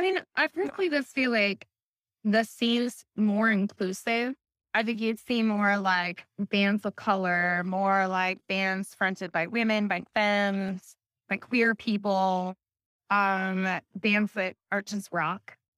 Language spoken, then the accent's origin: English; Alaska, United States; now in Seattle, United States; I'm from Alaska